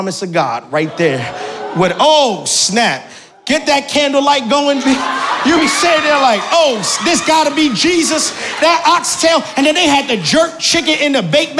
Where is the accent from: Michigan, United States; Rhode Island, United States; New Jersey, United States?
New Jersey, United States; Newark; now in North Jersey, United States; I'm born and raised in Newark, New Jersey